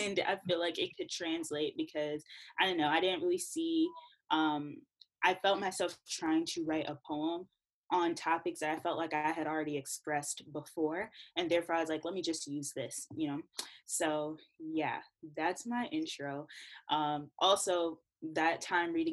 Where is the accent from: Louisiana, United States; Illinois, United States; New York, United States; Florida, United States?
New York, United States; New York City; I'm from Brooklyn. My family is Jamaican. I'm first gen.